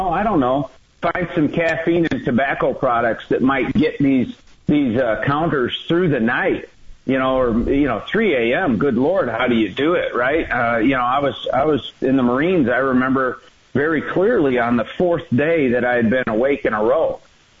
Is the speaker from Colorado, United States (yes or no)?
no; Michigan, United States; I grew up in Michigan